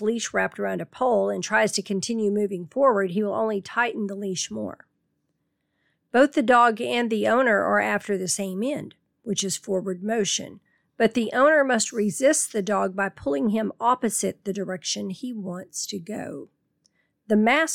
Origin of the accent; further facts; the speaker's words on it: Tornado Alley, United States; Growing up in Tornado Alley